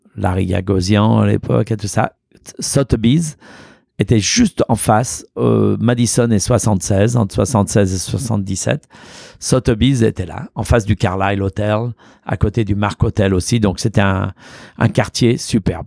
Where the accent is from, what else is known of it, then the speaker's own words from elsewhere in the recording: Auvergne-Rhône-Alpes, France; also born or lived in Lyon; now in New York, United States; chez moi, à la maison, là où j'ai grandi. Et euh, il y a existé le café Boulu ah dans mon village, dans ma ferme